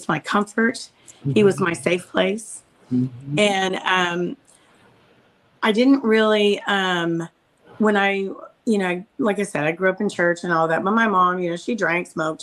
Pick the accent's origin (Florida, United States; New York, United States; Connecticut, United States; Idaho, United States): Idaho, United States; moved away; I was raised in Idaho